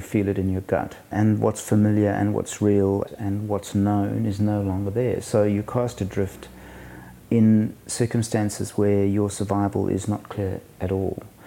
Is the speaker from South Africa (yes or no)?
yes; South Africa; moved away as an adult; also born or lived in Portugal; now in Sydney, Australia; I was born in South Africa, but when I was 28, we left at the height of apartheid